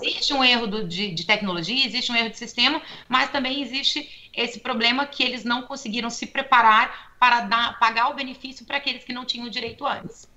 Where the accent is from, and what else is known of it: Brazil; now in United States